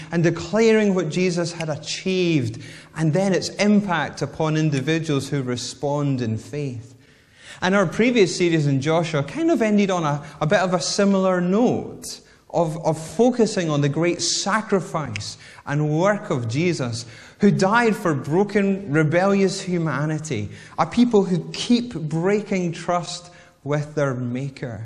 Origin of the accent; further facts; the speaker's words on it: Whitburn, Scotland, United Kingdom; also born or lived in Bathgate; Growing up in Whitburn, yet going to high school in Bathgate, which is about 5 miles away